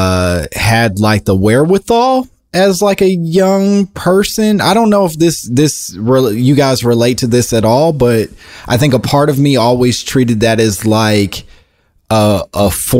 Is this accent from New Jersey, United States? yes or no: no; Oak Park, Illinois, United States; I grew up in Oak Park outside of Chicago